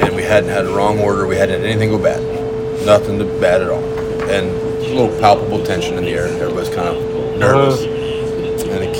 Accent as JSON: {"language": "English", "town": "Grand Island", "region": "Nebraska", "country": "United States", "tie": "born or raised there", "said": "I grew up in Grand Island. Just a smaller community"}